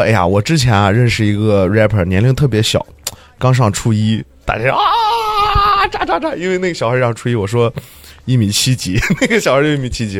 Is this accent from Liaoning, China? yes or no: no; northern Shaanxi, China; now in Xi'an, China; 我是陕北红色革命根据地来的